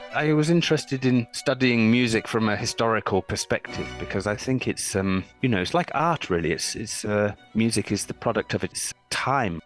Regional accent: United Kingdom; also born or lived in London / Cambridge; I was a professional cellist in my home country of um, United Kingdom, where I live mm. in London

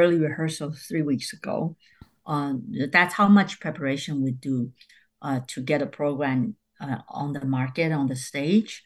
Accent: Taiwan; now in New York, United States; I'm from Taiwan

